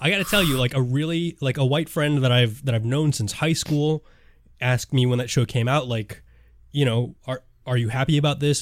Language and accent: English; Hawaii, United States; my home state